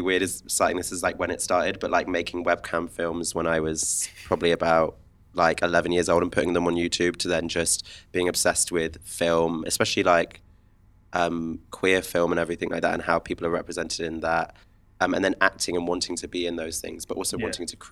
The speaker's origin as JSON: {"language": "English", "town": "Bournemouth", "region": "South West England", "country": "United Kingdom", "moved": "yes", "lives_now": "London, United Kingdom", "said": "I'm from the south of England, a wonderful place called sunny Bournemouth."}